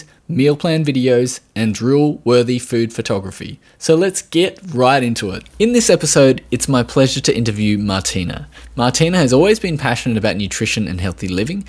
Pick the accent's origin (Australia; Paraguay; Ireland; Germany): Australia